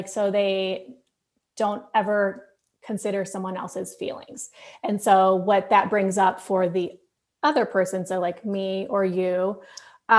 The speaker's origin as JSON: {"language": "English", "region": "Florida", "country": "United States", "tie": "born or raised there", "said": "I grew up in Florida"}